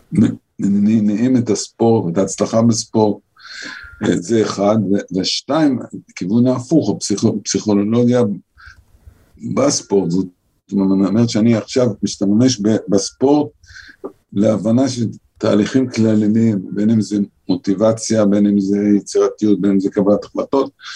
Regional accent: Holon, Tel Aviv District, Israel; אני גדלתי בחולון של שנת ה, שנות ה-50 וה-60

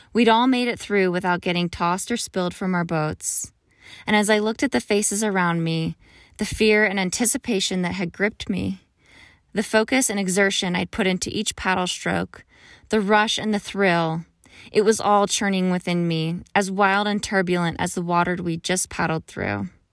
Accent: Pennsylvania, United States; moved away; Growing up in Pennsylvania

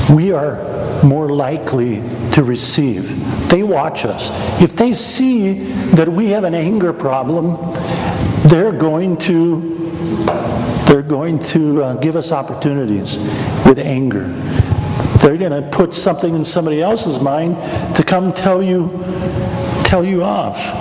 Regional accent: Wichita, Kansas, United States; moved away; I grew up in Wichita, Kansas, not far from McConnell Air Force Base

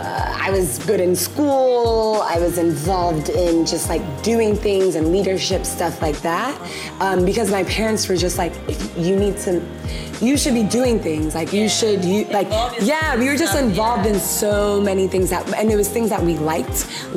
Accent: Ghana; there's certain things I think as Ghanaian women, we're just, it just comes and it's like cooking.

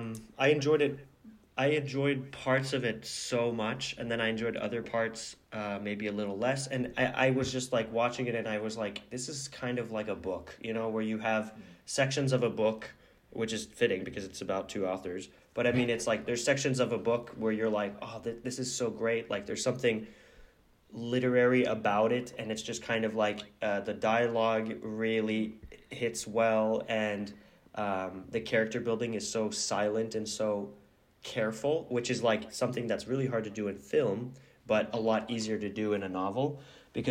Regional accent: Oslo, Norway; I think that it's more about like growing up in Oslo, as I was saying

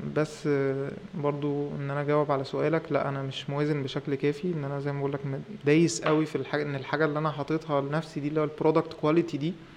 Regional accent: Egypt

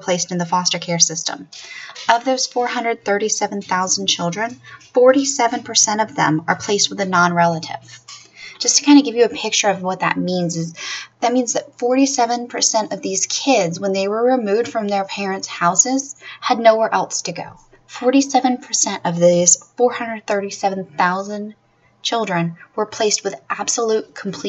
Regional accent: Florida, United States; my home state of Florida

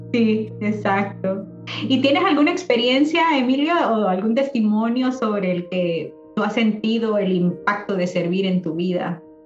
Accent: El Salvador; moved away as an adult; yo ya me vine ya de 20 años acá, entonces para mí mitad de mi vida fue allá en mi país, en El Salvador.

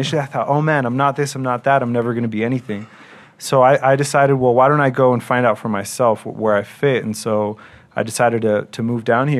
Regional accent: San Diego, California, United States; moved away as an adult; now in Mexico City, Mexico; I'm Mexican too. My parents are from Tijuana. I'm from San Diego.

